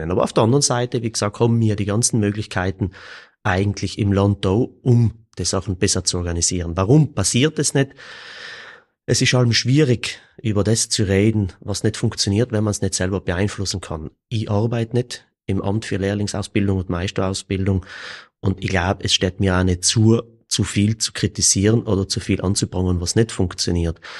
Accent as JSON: {"language": "German", "town": "Kiens", "region": "Trentino-Alto Adige", "country": "Italy", "said": "Ich selber bin aus Kirns."}